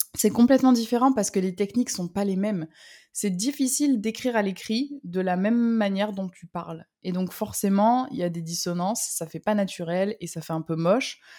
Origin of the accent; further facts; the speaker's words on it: south of France, France; je suis, originaire du, sud de la France. Je suis euh, le soleil, le pur produit du sud